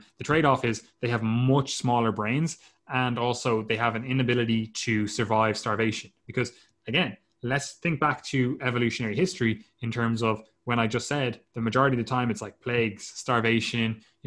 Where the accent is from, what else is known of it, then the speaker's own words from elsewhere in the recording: Ireland; we're Irish.